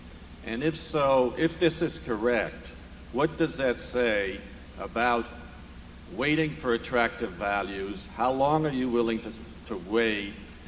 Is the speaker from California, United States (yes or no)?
yes; Santa Barbara, California, United States; I'm from Santa Barbara, California.